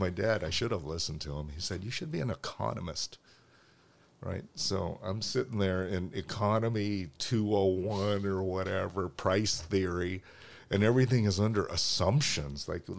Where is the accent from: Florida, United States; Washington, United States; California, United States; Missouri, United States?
Washington, United States; Olympia; moved away as an adult; also born or lived in Seattle, Washington; now in Los Angeles, United States; But I grew up in Olympia. That's small enough for me, right?